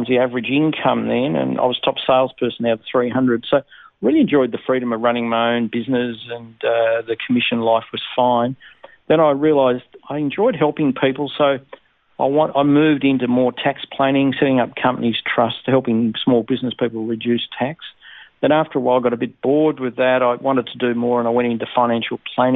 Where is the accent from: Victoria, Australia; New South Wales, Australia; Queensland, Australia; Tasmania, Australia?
Tasmania, Australia; Kingston; also born or lived in Netherlands; I was born in Holland, and my parents migrated to Tasmania when I was five. So I was brought up really in Tasmania and in a place called Kingston